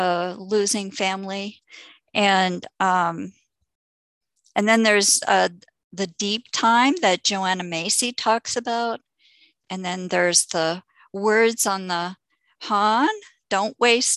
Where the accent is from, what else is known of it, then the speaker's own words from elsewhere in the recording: Canada; also born or lived in Santa Cruz, United States; now in Vancouver Island, Canada; And I'm returning to Canada. I was raised in Canada